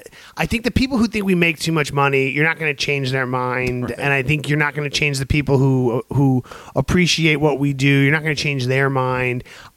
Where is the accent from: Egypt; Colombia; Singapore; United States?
United States; New York City, New York; my hometown of New York